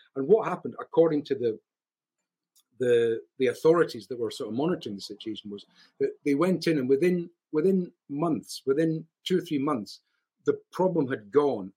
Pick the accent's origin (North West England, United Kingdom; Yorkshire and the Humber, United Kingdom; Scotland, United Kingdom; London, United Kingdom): Scotland, United Kingdom; I'm a Scot